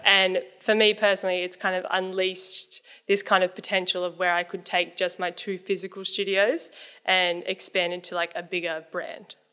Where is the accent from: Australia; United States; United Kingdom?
Australia; Newcastle, New South Wales; moved away as an adult; also born or lived in Sydney; I wanted to move back home 'cause I'm from Newcastle